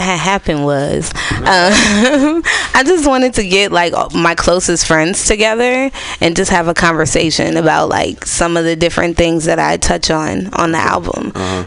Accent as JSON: {"language": "English", "country": "United States", "said": "I'm from Lakeview and I stay on a uh, Orizaba Thrift"}